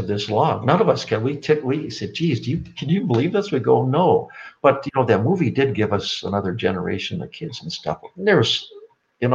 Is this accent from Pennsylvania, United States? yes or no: no; Babbitt, Minnesota, United States; all three of us grew up in Iron Range up in northeastern Minnesota, these small mining towns. And, you know, Mark was from Eveleth, and John Harrington was from Virginia, and I was from Babbitt.